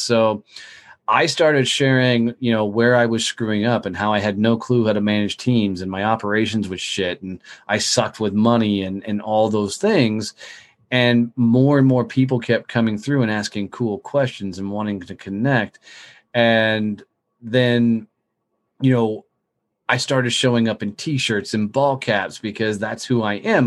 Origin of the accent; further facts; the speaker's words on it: Fort Worth, Texas, United States; In my hometown of Fort Worth, Texas, a lot of people knew who I was